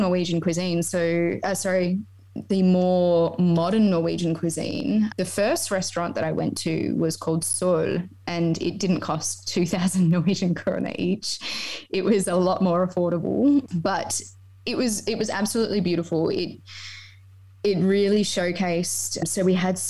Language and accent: English; Perth, Western Australia, Australia; moved away as an adult; now in Norway; I'm also from Perth, Western Australia